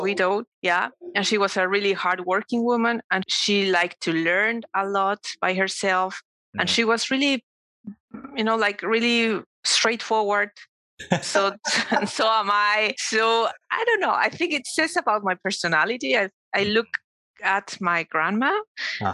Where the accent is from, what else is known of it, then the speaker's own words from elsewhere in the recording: Mexico City, Mexico; I was born and raised in Mexico City and I lived there up to until I was 20, no, 18, I think.